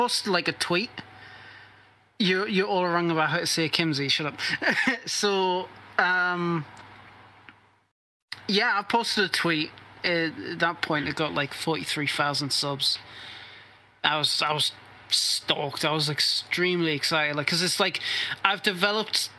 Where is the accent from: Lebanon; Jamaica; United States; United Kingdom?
United Kingdom; I'm British